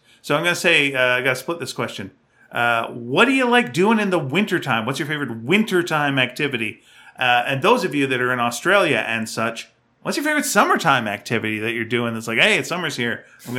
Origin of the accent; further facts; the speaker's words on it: Mesquite, Texas, United States; The closest I've gotten to this was when I was growing up in Mesquite and I would disappear all day on my bike.